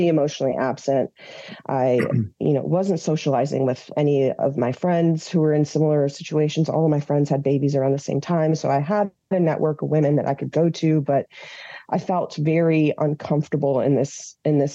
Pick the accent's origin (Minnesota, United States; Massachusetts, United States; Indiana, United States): Minnesota, United States; moved away as an adult; now in Washington, D.C., United States; I was born in D.C. to Iranian immigrants. I grew up in Minnesota and then came back to DC in 2004